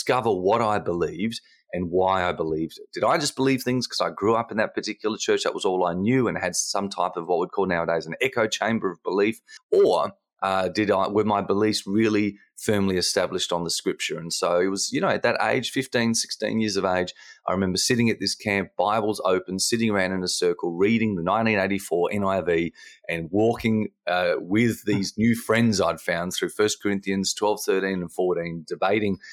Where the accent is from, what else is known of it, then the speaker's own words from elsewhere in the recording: Australia; as the Aussie in the room